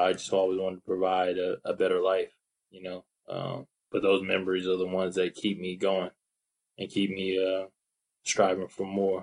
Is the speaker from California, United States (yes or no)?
yes; Seaside, California, United States; moved away as an adult; now in Brisbane, Australia; from Seaside, California